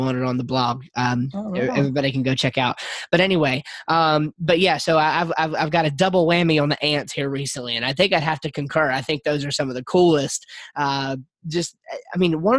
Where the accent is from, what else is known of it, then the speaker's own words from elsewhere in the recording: Yadkinville, North Carolina, United States; we're from North Carolina. We're from a place called Yadkinville, North Carolina